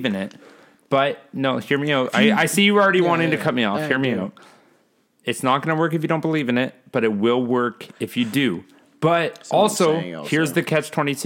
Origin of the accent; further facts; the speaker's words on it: Cambridge or Paris, near Toronto, Ontario, Canada; Like Cambridge or Paris